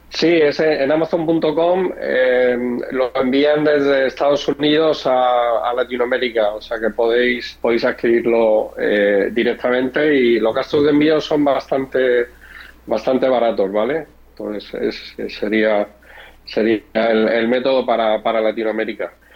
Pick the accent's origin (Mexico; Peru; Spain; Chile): Spain; Murcia, Region of Murcia; now in Madrid, Spain; Yo vivo en Madrid, pero bueno, soy, soy de Murcia, que es el, el sureste de España